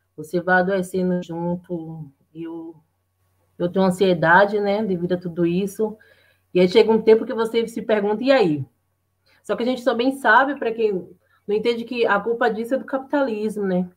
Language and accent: Portuguese; Bahia, Brazil; moved away as an adult; now in São Paulo, Brazil; sou natural da Bahia, né? moro aqui há sete anos em São Paulo